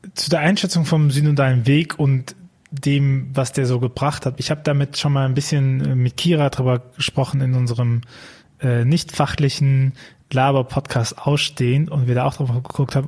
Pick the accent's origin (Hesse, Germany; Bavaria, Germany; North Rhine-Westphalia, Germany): North Rhine-Westphalia, Germany; Archdiocese of Cologne; ich komme aus dem Erzbistum Köln